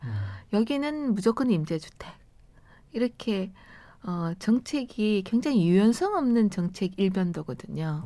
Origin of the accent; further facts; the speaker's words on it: Daegu, South Korea; moved away as an adult; also born or lived in Cheongsong, North Gyeongsang; now in Seoul, South Korea; 대구에서 자라서 예. 어 40년 전에 서울 오면서 처음 왔거든요. 대학 오면서